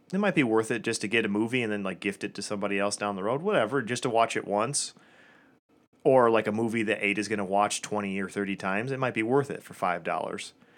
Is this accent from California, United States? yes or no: no; Metamora, Michigan, United States; I grew up in a town called Metamora, which was just south of Lapeer.